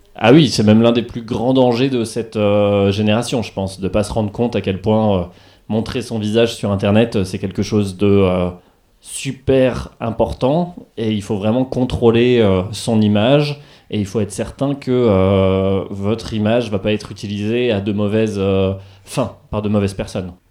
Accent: Charleville-Mézières, Grand Est, France; now in Reims, France; je suis originaire de Charleville-Mézières et maintenant j'habite à Reims

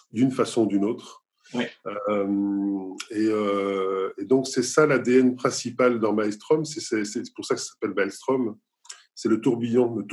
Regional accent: Nice, Provence-Alpes-Côte d'Azur, France; born there; Mon pays d'origine, parce que je suis, né, je suis né à Nice en France.

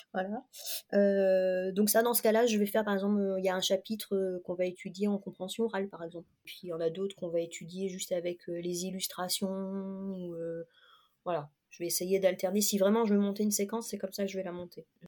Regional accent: La Rochelle, Nouvelle-Aquitaine, France; moved away as an adult; also born or lived in Lower Normandy; now in Rochefort, France; J'ai vécu toute mon enfance à La Rochelle, j'y suis née

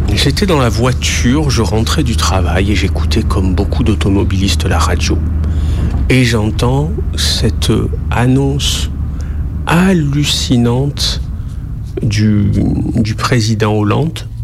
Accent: Marseille, Provence-Alpes-Côte d'Azur, France; je suis marseillais, euh, né à Marseille

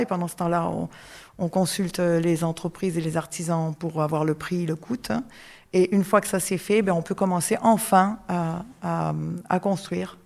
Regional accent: Canada; moved away as an adult; now in France; je suis canadienne

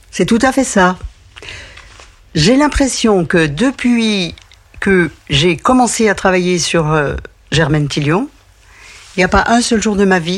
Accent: Besançon, Bourgogne-Franche-Comté, France; Mais Besançon, c'est ma ville, donc j'y ai passé beaucoup de temps, ma ville natale.

